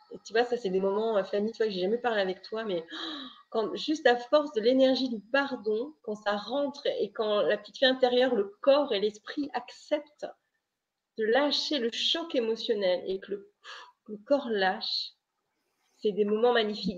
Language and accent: French; Brittany, France; je suis bretonne